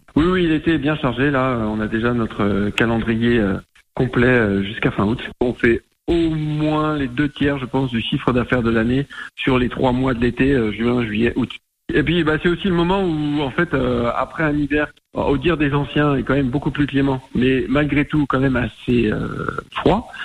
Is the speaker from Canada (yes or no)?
no; Anjou, Pays de la Loire, France; moved away as an adult; also born or lived in Angers; now in Creuse, France; Donc nous, on est originaire de l'Anjou à la base